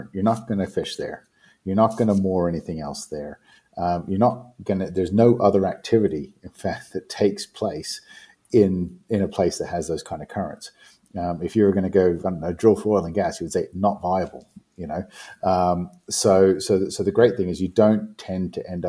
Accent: New Zealand; moved away

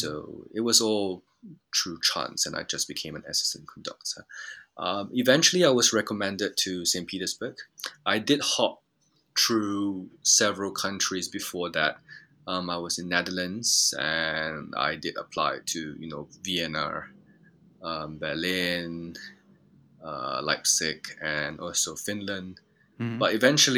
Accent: Japan; moved away; I grew up in Japan

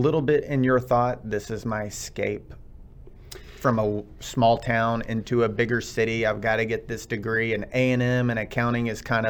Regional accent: Texas, United States; I'm from Texas, born and raised.

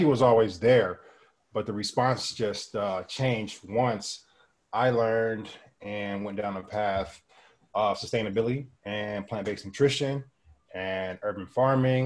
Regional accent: Los Angeles, California, United States; moved away as an adult; now in Maui, United States; I'm from Los Angeles, California. And I grew up right in the middle of the inner city

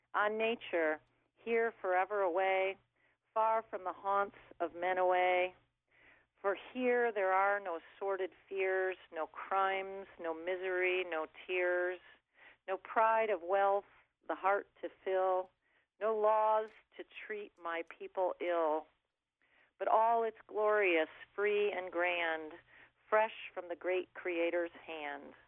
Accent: Lower Peninsula of Michigan, United States; I'm from the Lower Peninsula of Michigan

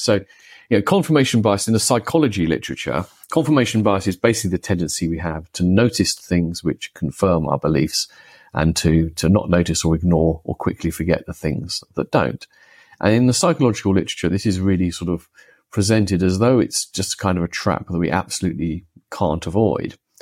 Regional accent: United Kingdom; I grew up in the United Kingdom

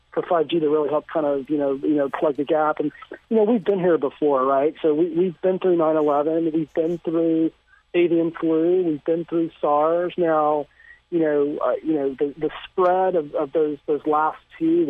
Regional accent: Austin, Texas, United States; my hometown of Austin, Texas

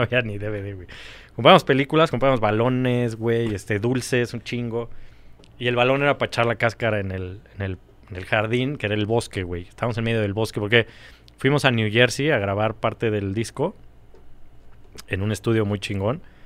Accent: Mexico City, Mexico; Yo nací aquí, siempre viví en México.

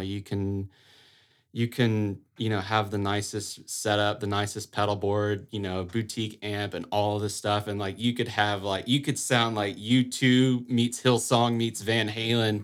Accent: a little town outside of Auburn, Alabama, United States; moved away as an adult; now in Saint Augustine, United States; I'm originally from a little town outside of Auburn, Alabama

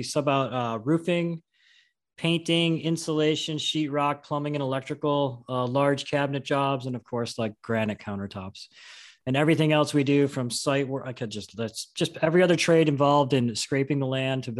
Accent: New York, United States; also born or lived in Vermont / Salt Lake City / Tahoe; now in California, United States; I'm born and raised in New York.

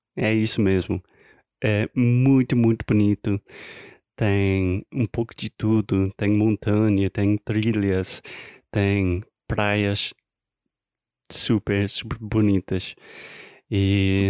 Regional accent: United States; Portuguese is a second language; Eu sou americano, tentando aprender, melhorar o meu português

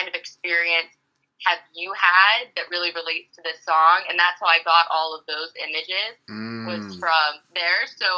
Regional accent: Pittsburgh, Pennsylvania, United States; Well, Pittsburgh as a whole, I think, is a very, like, proud city to be, you know, everyone from Pittsburgh is proud to be from Pittsburgh.

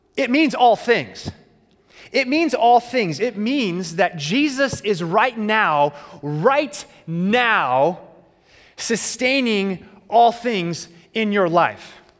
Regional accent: Arizona, United States; As a kid growing up in Arizona

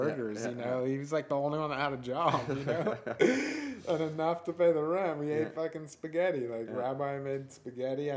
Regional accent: Bellevue, Washington, United States; moved away; also born or lived in Seattle, Washington / Berkeley, California / Los Angeles, California; I grew up in Seattle, and then I grew up in Bellevue, which is next to Seattle

